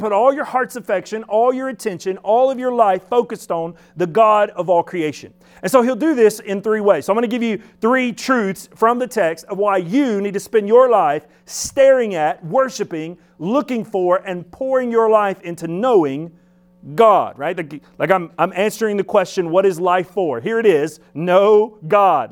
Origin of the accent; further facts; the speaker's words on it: Alabama, United States; I'm from Alabama, but don't worry, we had shoes there